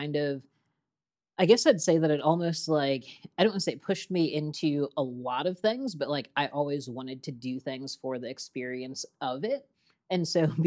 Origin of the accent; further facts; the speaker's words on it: Ottawa, Illinois, United States; moved away; I was born in Ottawa, Illinois, a town of about 18,000 people in north central Illinois